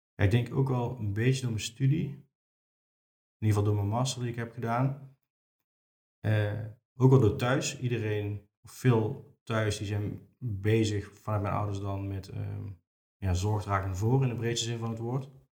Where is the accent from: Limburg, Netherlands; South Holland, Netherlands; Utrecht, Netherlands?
Limburg, Netherlands; Venray; now in Nijmegen, Netherlands; Ik kom oorspronkelijk uit Venray. Eh, woon in Nijmegen nu.